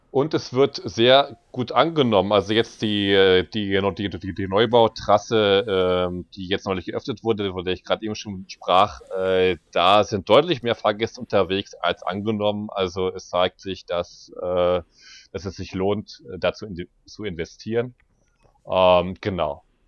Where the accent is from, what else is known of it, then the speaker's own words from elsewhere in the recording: Berlin, Germany; bin ich gebürtiger Berliner